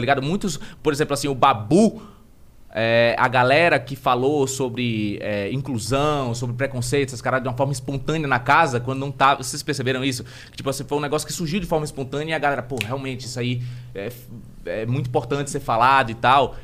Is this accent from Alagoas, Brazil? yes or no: yes; Maceió, Alagoas, Brazil; moved away as an adult; now in São Paulo, Brazil; eu venho de Maceió